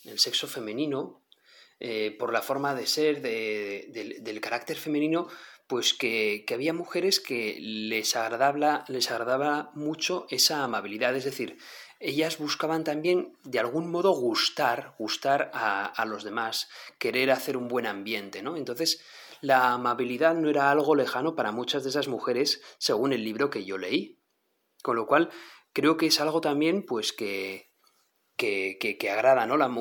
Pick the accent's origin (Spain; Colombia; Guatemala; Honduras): Spain; northern Spain; como decimos aquí en el norte de España